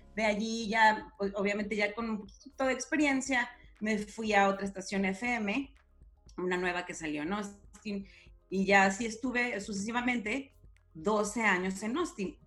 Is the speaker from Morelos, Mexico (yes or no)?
no; Guadalajara, Jalisco, Mexico; moved away as an adult; also born or lived in Laredo / Sacramento; now in San Diego, United States; nací en Guadalajara y ahí crecí hasta los que 18 años más o menos